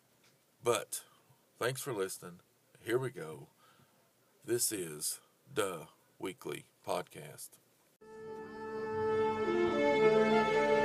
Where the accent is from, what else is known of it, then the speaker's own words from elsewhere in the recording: United States; I am an American